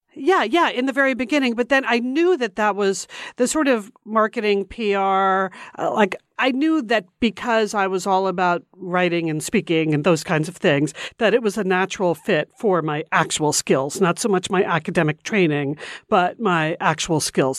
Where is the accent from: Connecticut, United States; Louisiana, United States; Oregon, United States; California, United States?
Connecticut, United States; We grew up right outside of New York City in Connecticut.